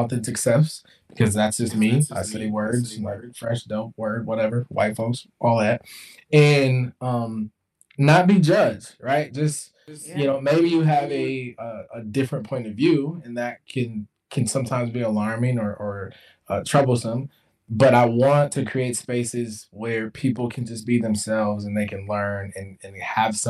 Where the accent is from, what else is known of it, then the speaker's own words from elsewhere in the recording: Jackson, Mississippi, United States; moved away; also born or lived in Midwest; I was born in Jackson, Mississippi